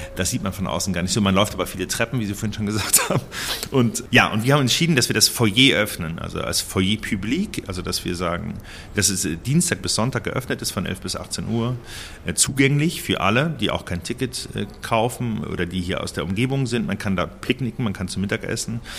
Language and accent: German; between Cologne and Bonn, North Rhine-Westphalia, Germany; also born or lived in Berlin / Lucerne; now in Basel, Switzerland; ich bin in Köln geboren, in der Klinik und bin zwischen Köln und Bonn auf dem Land aufgewachsen